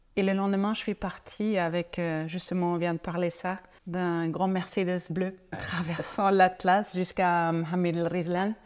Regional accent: Franconia, northern Bavaria, Germany; French is a second language; moved away as an adult; also born or lived in Zurich, Switzerland; now in Essaouira, Morocco; je, suis allemande mhm. et je viens de la Bavière, le nord de la Bavière, une zone qui s'appelle la Franconie. Et là, j'ai grandi là-bas

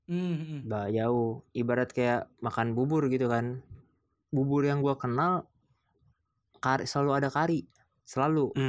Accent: Sumatra, Indonesia; also born or lived in Jakarta / Bogor; gue kan orang Sumatera juga cuma gue lama di Bogor terus lahir di Jakarta terus kuliah di Bandung merasakan berbagai tempat gitu kan

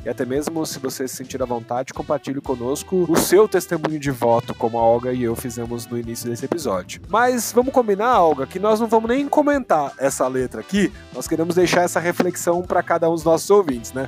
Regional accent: Brazil; enquanto brasileiros que somos

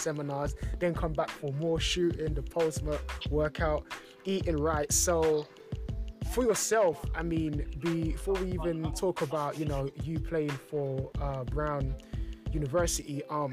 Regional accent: London, United Kingdom; growing up in London, it was pretty much football

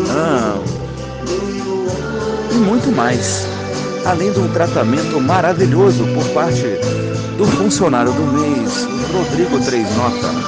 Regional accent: Brasília, Federal District, Brazil; uma dupla de DJs de Brasília, minha terra, olha que beleza meus conterrâneos

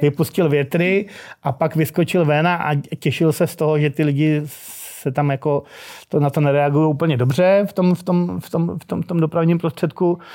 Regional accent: Prague, Czechia; u nás na Proseku, kde teda jsme byli sídlišní krysy

